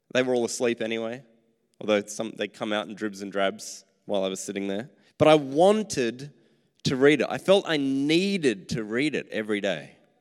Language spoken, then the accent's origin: English; Australia